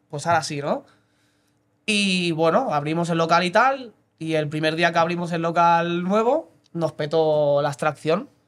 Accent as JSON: {"language": "Spanish", "town": "Mataró", "region": "Catalonia", "country": "Spain", "tie": "born or raised there", "also_born_or_lived": "Blanes", "said": "Sí, soy de aquí de toda la vida."}